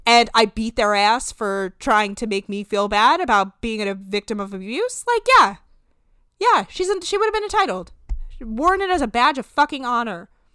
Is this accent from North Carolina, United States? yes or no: no; New Jersey, United States; we are from New Jersey